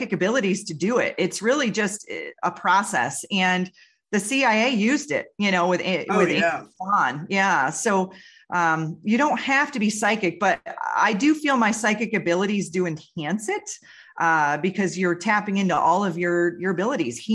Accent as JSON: {"language": "English", "region": "Western New York", "country": "United States", "tie": "born or raised there", "said": "I grew up in Western New York next to a river"}